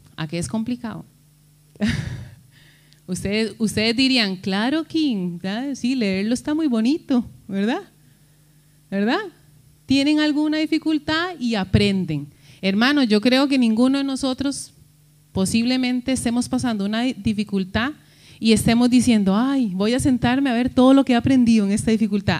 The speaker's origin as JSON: {"language": "Spanish", "country": "Costa Rica", "moved": "yes", "said": "decimos nosotros en Costa Rica"}